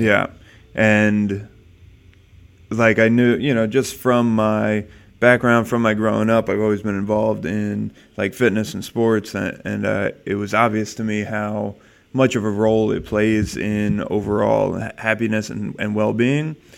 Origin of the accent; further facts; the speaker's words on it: New Jersey, United States; moved away as an adult; now in California, United States; I was born in New Jersey